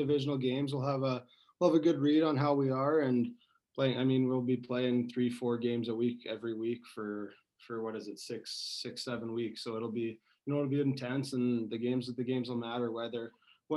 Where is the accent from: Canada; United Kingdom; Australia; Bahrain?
Canada; Lloydminster, Saskatchewan; there's an AJHL team in Lloydminster, so that's my hometown.